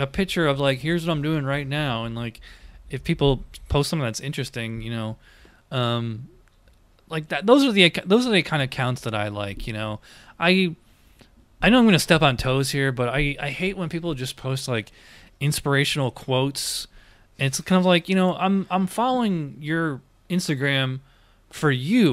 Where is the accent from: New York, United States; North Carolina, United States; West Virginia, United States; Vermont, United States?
New York, United States; Schenectady; moved away as an adult; also born or lived in Illinois / Virginia Beach / Lakeland, Florida / Lake Mary, Florida; now in Orlando, United States; born and raised in Schenectady